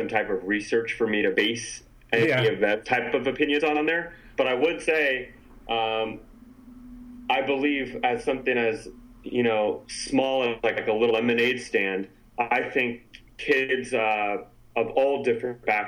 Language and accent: English; San Francisco, California, United States; I grew up in San Francisco